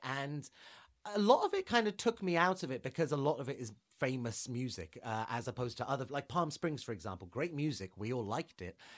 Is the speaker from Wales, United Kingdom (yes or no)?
no; London, United Kingdom; I'm from London.